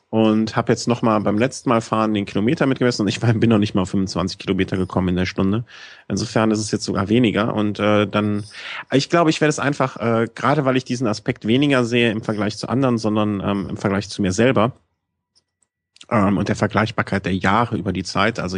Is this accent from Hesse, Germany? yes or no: no; Cologne, North Rhine-Westphalia, Germany; ich bin halt Kölner.